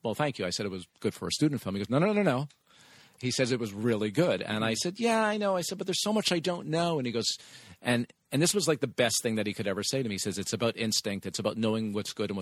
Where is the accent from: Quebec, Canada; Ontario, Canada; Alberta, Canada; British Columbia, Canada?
Quebec, Canada; Montreal; moved away as an adult; also born or lived in Toronto; I'm originally from Montreal, and then I went to Toronto